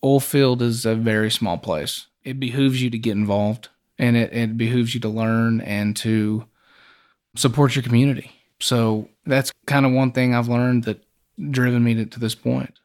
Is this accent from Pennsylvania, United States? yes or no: no; Hobbs, New Mexico, United States; Well, I grew up in Hobbs